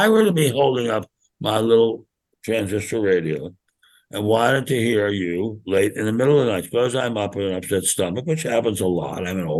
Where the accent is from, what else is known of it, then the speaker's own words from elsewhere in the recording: Washington, District of Columbia, United States; when I grew up in Washington, D.C., suburbs